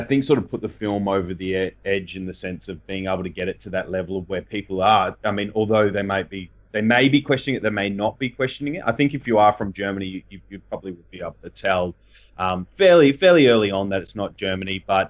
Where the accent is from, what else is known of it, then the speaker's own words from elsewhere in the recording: Geelong, Victoria, Australia; I'm from Geelong